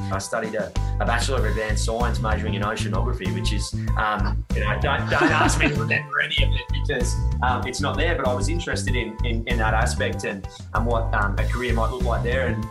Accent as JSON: {"language": "English", "town": "Gold Coast", "region": "Queensland", "country": "Australia", "tie": "born or raised there", "said": "I grew up in Southeast Queensland on the sunny Gold Coast when it was still 500,000 people"}